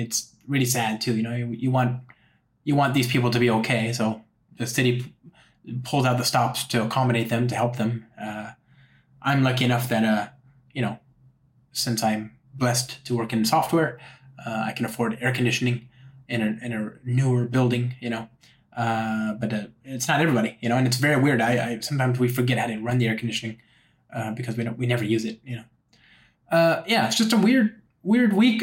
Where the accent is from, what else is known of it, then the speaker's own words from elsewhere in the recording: Los Angeles, California, United States; now in San Francisco, United States; I'm from Los Angeles.